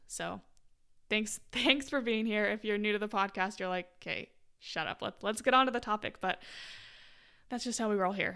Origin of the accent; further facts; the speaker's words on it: Utah, United States; moved away; I'm from Utah originally